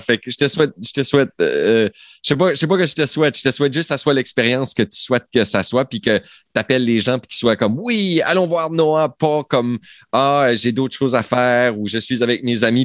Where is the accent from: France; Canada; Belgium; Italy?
Canada; Acadia; on est acadien